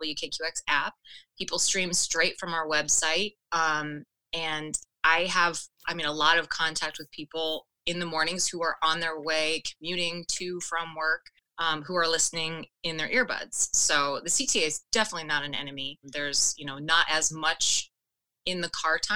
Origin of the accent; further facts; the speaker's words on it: Florida, United States; moved away as an adult; now in Chicago, United States; Born and raised in Florida